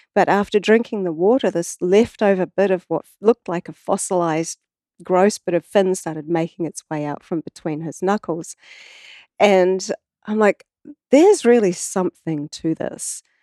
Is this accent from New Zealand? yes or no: yes; New Zealand